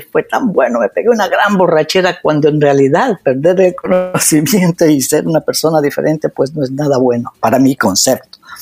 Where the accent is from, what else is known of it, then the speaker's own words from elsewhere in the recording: Ecuador; moved away as an adult; now in United States; el Ecuador, haber crecido ahí